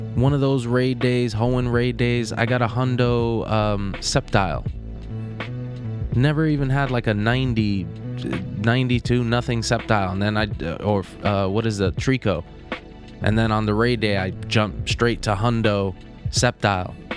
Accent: East Coast, United States; now in Los Angeles, United States; I'm from the East Coast

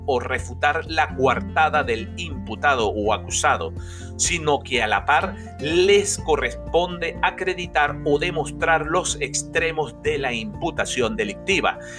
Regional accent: Venezuela; nuestro país, Venezuela

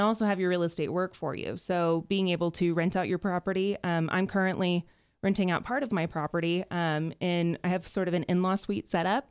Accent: Dallas-Fort Worth area, Texas, United States; now in Denver, United States; I'm from the Dallas-Fort Worth area

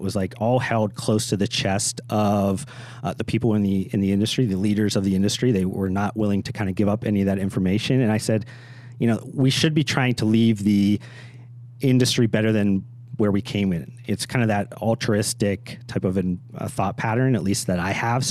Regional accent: Youngstown, Ohio, United States; I grew up in Youngstown, Ohio, about an hour west of Pittsburgh

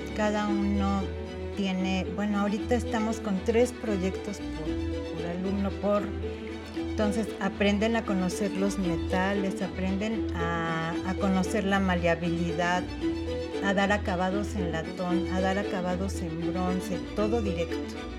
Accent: Mexico City, Mexico; yo nací aquí en la Ciudad de México. Eh, me llevaron después a vivir eh, a Contreras por los Dinamos cuando yo tendría unos 3, 4 años. Y ahí fue donde yo me desarrollé

